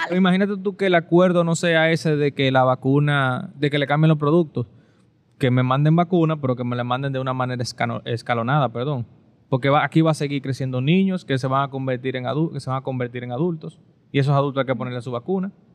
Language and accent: Spanish; Dominican Republic